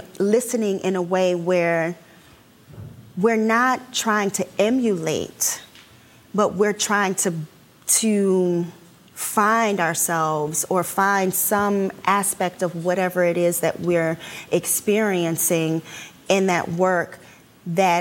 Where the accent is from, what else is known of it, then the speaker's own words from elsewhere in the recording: Washington, District of Columbia, United States; I'm from Washington, D.C.